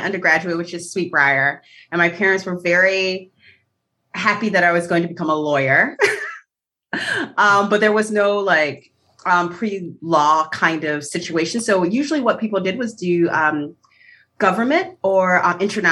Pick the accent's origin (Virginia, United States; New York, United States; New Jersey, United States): New York, United States; also born or lived in Waltham; now in Delaware, United States; I'm a unicorn from New York